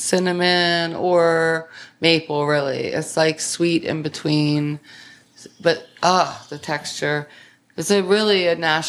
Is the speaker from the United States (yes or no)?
yes; Baltimore, Maryland, United States; born or raised there